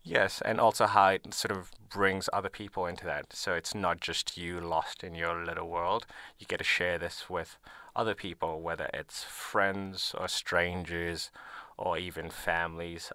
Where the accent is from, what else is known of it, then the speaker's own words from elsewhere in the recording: Nairobi, Kenya; moved away as an adult; now in Melbourne, Australia; I grew up in Nairobi, Kenya